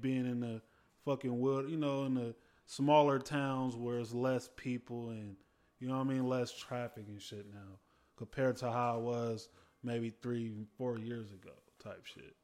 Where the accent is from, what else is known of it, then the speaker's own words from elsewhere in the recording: the Bay Area, California, United States; I'm from the Bay